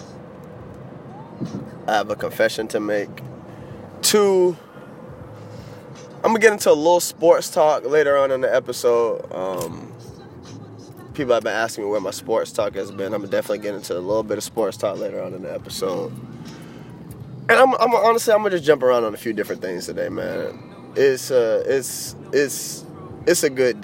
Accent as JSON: {"language": "English", "region": "Florida", "country": "United States", "tie": "born or raised there", "said": "I'm born and raised in Florida"}